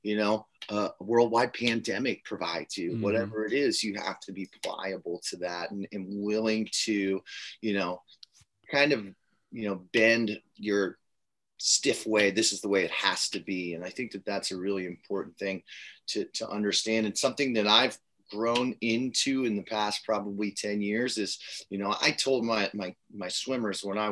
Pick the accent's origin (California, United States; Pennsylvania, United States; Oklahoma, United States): Pennsylvania, United States; Harrisburg; now in Warrenton, United States; I'm from Harrisburg, Pennsylvania